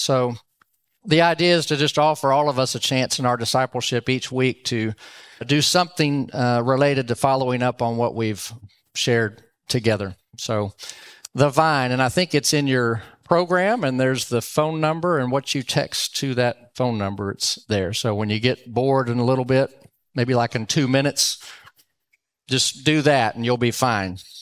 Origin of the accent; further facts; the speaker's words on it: Dallas, Texas, United States; also born or lived in Louisiana; now in Round Rock, United States; I grew up in Dallas, went to Roger Staubach's last home game